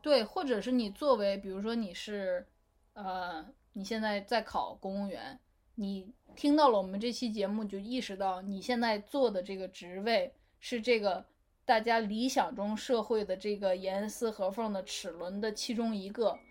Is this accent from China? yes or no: yes; Northeast China, China; moved away as an adult; now in United States; 我是东北人嘛